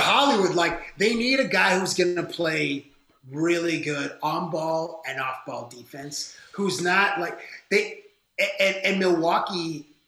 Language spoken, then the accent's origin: English; Toronto, Ontario, Canada; I'm from Toronto. We're both from Toronto